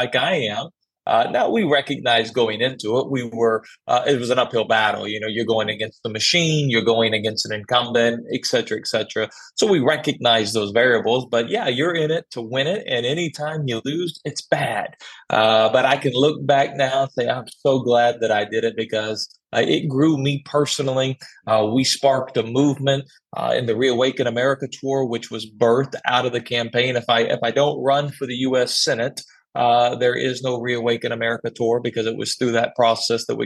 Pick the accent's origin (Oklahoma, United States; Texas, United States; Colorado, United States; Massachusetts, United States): Oklahoma, United States; Tulsa; I'm from the Tulsa, Oklahoma area, born and raised here